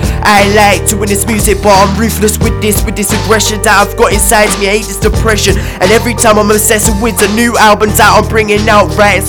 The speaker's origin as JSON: {"language": "English", "town": "Ipswich", "region": "East of England", "country": "United Kingdom", "tie": "born or raised there", "said": "And this is my home grounds, my hometown Ipswich."}